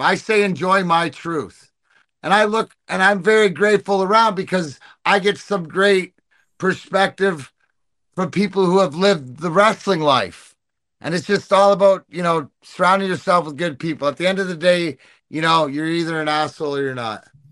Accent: Canada; I'm Canadian

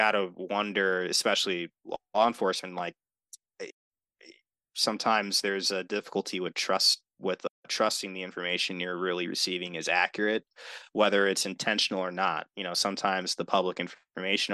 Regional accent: Milwaukee, Wisconsin, United States; also born or lived in Wauwatosa, Wisconsin; growing up here and growing up in the city of Milwaukee and then moving to Wauwatosa

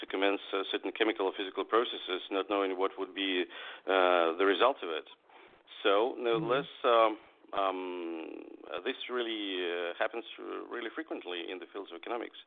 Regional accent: Moscow, Russia; I'm a writer from Russia, from Moscow

